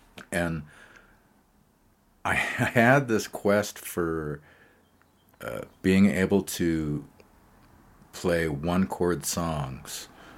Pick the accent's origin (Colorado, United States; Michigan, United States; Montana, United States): Montana, United States; Great Falls; I was saying earlier about growing up in Great Falls. I didn't know anything about what was going on in New York City.